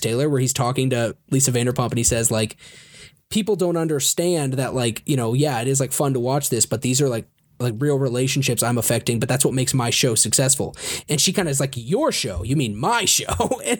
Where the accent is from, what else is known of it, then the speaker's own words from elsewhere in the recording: United Kingdom; I like the part where you made fun of me for being British.